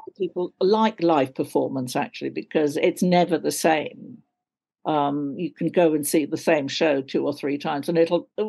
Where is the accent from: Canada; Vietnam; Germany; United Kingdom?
United Kingdom; London; accent: RP London; Now this is my real accent. It's, you know, RP London, darling.